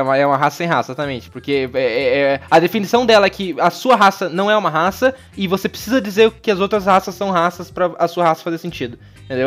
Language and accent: Portuguese; interior of Paraná, Brazil; moved away; Eu nasci no Paraná, no interior do Paraná